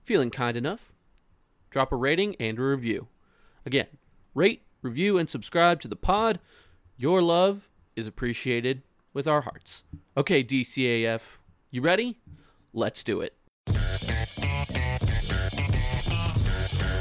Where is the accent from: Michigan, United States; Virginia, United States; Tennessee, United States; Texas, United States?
Virginia, United States; Richmond; moved away as an adult; now in Washington, D.C., United States; the Richmond Times-Dispatch, my hometown, where I worked before I came to D.C.